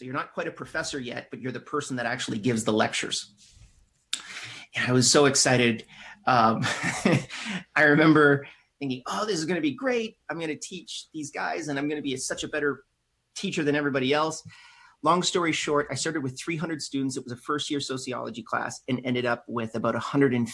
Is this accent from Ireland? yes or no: no; Canada; I'm Canadian.